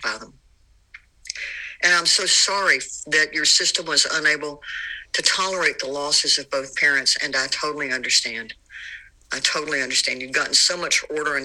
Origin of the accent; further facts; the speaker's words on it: the South, United States; growing up in the South